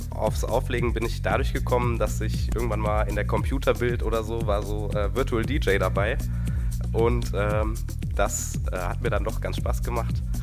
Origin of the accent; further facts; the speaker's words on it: Giessen, Hesse, Germany; komme aus Gießen, bin 19 Jahre alt